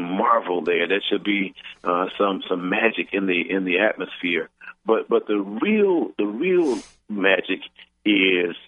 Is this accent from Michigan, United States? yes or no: no; Houston, Texas, United States; growing up in Houston, Texas, I grew up in a world with two water fountains